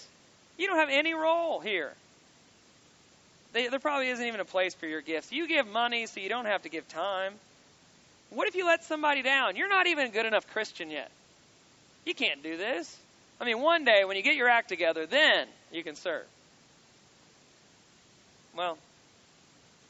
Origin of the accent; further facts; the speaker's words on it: Kentucky, United States; I'm from Kentucky